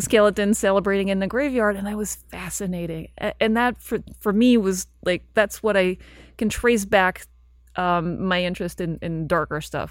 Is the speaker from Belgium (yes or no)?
yes; Belgium; English is a second language; moved away as an adult; also born or lived in London; so I lived in Belgium, I grew up in Belgium, and then I left when I was studying, I went to England, and I spent nine years in London before I moved here